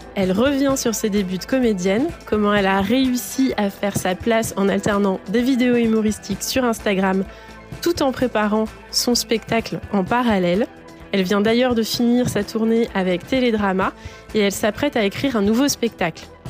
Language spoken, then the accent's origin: French; Lyon, Auvergne-Rhône-Alpes, France; je viens de Lyon